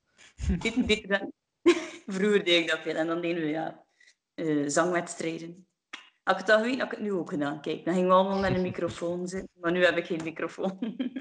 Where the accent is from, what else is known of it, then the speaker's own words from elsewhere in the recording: Menen, Flanders, Belgium; ik ben eigenlijk afkomstig van Menen, hè, van, van Rek en Menen